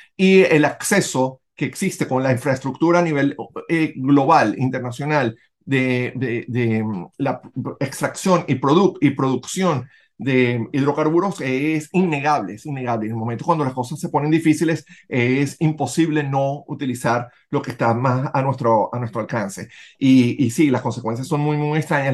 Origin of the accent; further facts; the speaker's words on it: Venezuela; moved away; nosotros que somos venezolanos, independientemente de donde vivamos en el mundo